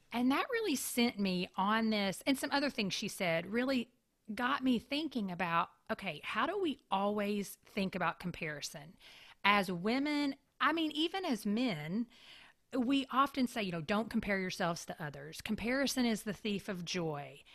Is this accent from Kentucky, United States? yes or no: yes; Kentucky, United States; also born or lived in Tampa, Florida; now in Raleigh, United States; I grew up in Kentucky where you have very much four very distinct seasons.